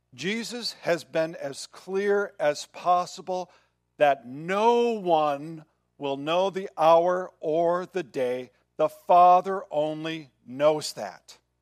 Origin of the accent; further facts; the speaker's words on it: Midwest, United States; Growing up in the Midwest, once a month, every I think it was Wednesday of the month, there was a siren that went off.